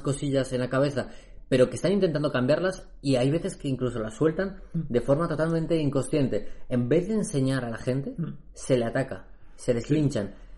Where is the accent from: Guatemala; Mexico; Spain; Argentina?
Spain; en España, tío, que hemos vivido en una dictadura pues durante décadas